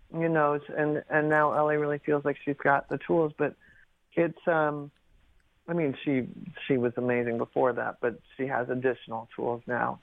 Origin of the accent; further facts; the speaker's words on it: Pacific Northwest, United States; I grew up in the Pacific Northwest